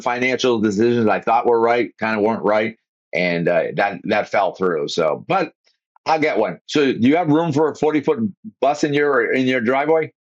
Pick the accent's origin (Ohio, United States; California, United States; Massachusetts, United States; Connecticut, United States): Massachusetts, United States; also born or lived in Boston / Vero Beach, Florida; now in Florida, United States; I grew up in Massachusetts. We had forty thousand. We were paper mill, plastic, you know, city kind of thing.